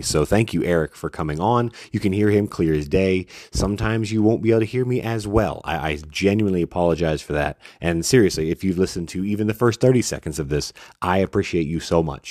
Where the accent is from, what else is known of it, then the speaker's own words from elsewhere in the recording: Texas, United States; I grew up in Texas. That is how I'm used to it.